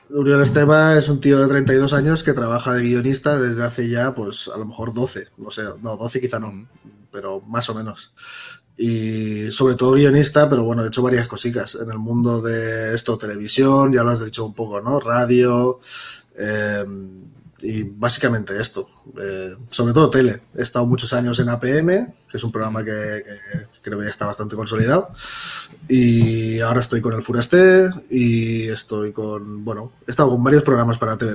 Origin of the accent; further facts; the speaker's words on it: Barcelona, Catalonia, Spain; somos de Barcelona